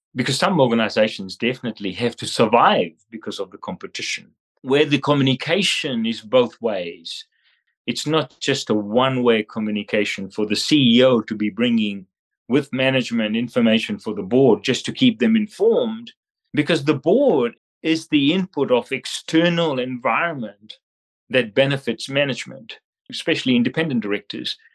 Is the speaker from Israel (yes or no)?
no; Fiji; moved away as an adult; also born or lived in Australia; now in New Zealand; I am from Fiji